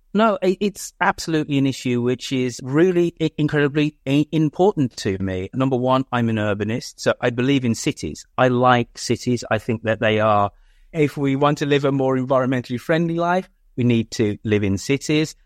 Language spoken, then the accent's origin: English; United Kingdom; also born or lived in San Francisco, United States / Oakland, United States; as a Brit going there for the first time in twenty fourteen